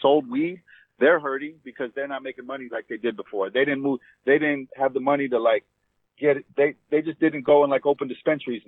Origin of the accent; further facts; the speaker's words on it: New York, United States; now in Los Angeles, United States; I'm from New York. I live in LA.